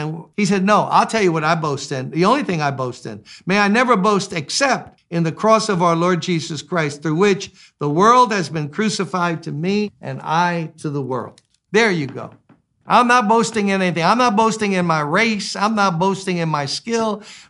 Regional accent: Louisiana, United States; We grew up in Louisiana. They got mosquitoes there.

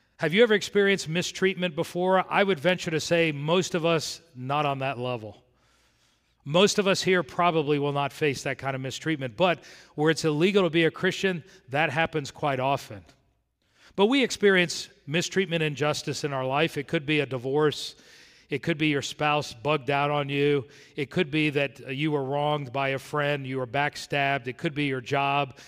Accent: South Florida, United States; When I grew up in South Florida

